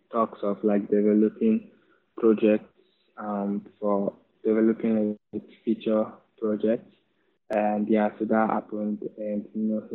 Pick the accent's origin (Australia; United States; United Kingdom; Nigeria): Nigeria; Kaduna, Kaduna State; growing up in the Kaduna